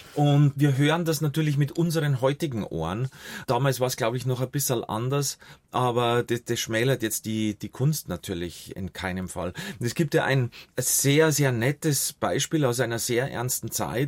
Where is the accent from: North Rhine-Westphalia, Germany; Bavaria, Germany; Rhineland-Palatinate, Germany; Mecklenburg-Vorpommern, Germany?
Bavaria, Germany; Munich; bin ja zum Großteil bei meiner Großtante aufgewachsen in München, Heidhausen